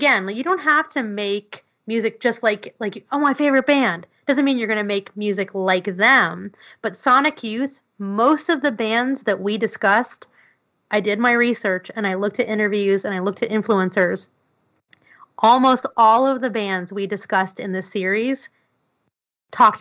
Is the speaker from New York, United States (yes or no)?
yes; New York City, New York, United States; I grew up in New York City